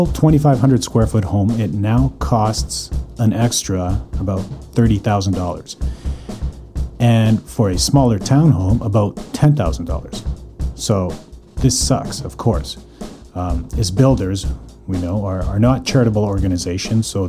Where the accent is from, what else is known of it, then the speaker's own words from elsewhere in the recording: Calgary, Alberta, Canada; moved away as an adult; now in Vancouver, Canada; born and raised in Calgary, currently living in Vancouver